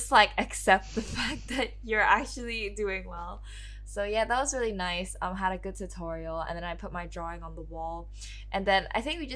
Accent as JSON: {"language": "English", "country": "Hong Kong", "moved": "yes", "lives_now": "London, United Kingdom", "said": "I'm a third-year student studying at the Bartlett School of Architecture in London, originally from Hong Kong"}